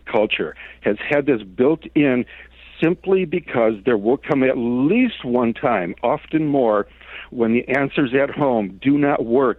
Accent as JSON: {"language": "English", "town": "Detroit", "region": "Michigan", "country": "United States", "tie": "born or raised there", "moved": "as an adult", "lives_now": "San Francisco, United States", "said": "I grew up in Soul City, right? Motown, Detroit"}